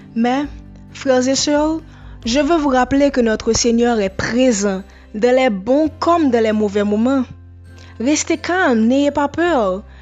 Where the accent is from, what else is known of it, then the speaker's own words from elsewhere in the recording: Haiti; je suis haïtienne